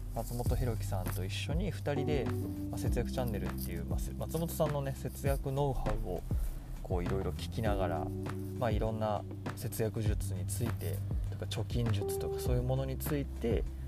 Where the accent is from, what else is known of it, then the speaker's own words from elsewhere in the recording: Toyonaka, Osaka, Japan; also born or lived in Canada / New York, United States; 大阪生まれ大阪育ちで